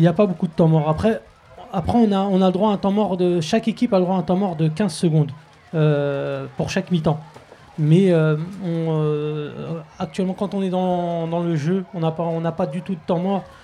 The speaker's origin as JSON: {"language": "French", "town": "Clichy-sous-Bois", "region": "Île-de-France", "country": "France", "tie": "born or raised there", "also_born_or_lived": "Montfermeil", "said": "mes parents sont nus très tôt, du moins à Clichy-sous-Bois, dans les années 70"}